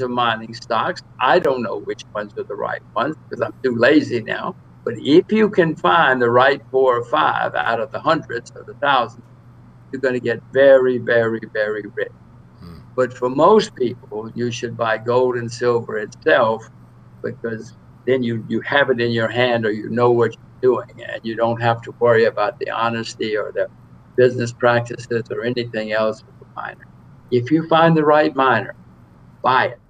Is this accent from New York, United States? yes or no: no; Alabama, United States; moved away; I grew up in Alabama a long time ago